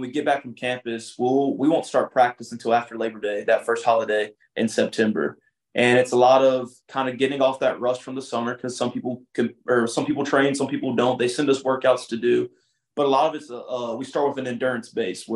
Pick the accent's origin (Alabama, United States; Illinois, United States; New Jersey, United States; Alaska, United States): Alabama, United States; Demopolis; I'm from Demopolis, Alabama. Grew up in a small little town